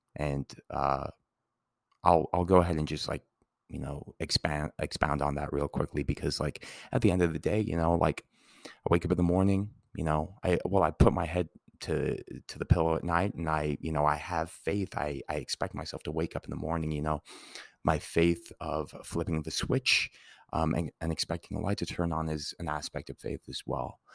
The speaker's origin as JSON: {"language": "English", "town": "Santa Fe", "region": "New Mexico", "country": "United States", "tie": "born or raised there", "said": "as a kid, you know, growing up in Santa Fe"}